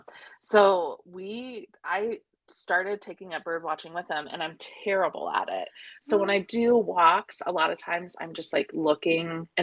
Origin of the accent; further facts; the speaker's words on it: central Ohio, United States; I grew up in like central Ohio in a small farm town where they had drive your tractor to school day.